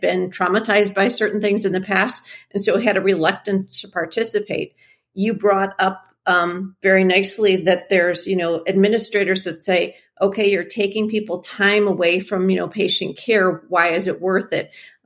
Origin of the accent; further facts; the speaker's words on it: Midwest, United States; I'm from the Midwest.